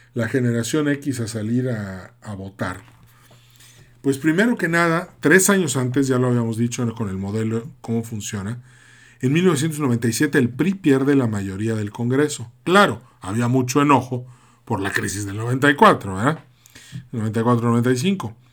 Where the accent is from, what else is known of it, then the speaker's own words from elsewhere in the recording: Mexico; also born or lived in Yucatán, Mexico / Monterrey, Nuevo León, Mexico; yo soy mitad yucateco, mitad regiomontano